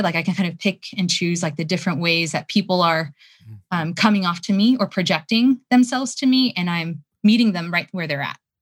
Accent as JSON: {"language": "English", "country": "United States", "said": "I'm Korean American."}